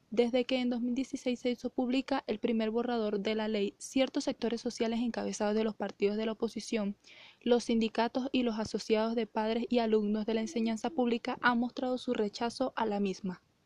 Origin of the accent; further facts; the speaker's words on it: El Vigía, Mérida, Venezuela; Nací el 4 de octubre del 2004 en Mérida, Venezuela, en el Hospital 2 del Vigía.